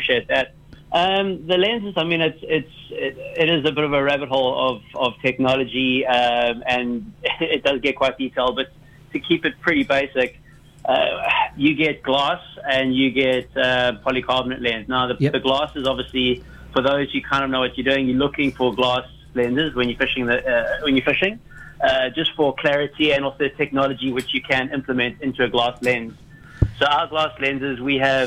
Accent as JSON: {"language": "English", "country": "South Africa", "accent": "Saffa", "moved": "as an adult", "lives_now": "Sydney, Australia", "said": "I'm from South Africa, recently moved over to Sydney"}